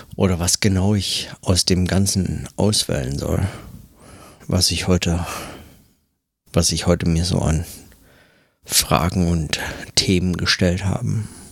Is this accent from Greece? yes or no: no; Germany; now in New York, United States; bei uns in Deutschland